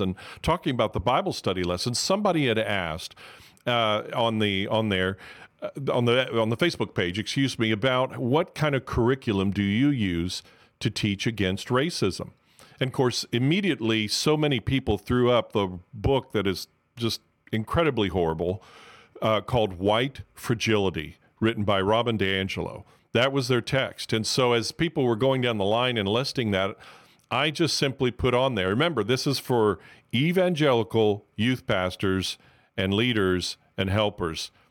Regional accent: Miami, Florida, United States; I'm from Miami, so I'm originally from Miami, so I'm called a Miamian

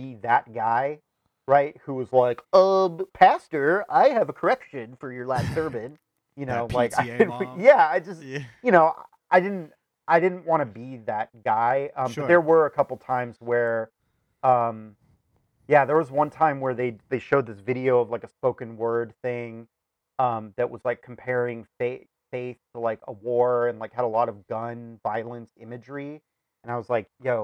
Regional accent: Sierra Madre, California, United States; moved away; also born or lived in Chicago; the church that we grew up in California, mm-hmm, Sierra Madre Congregational

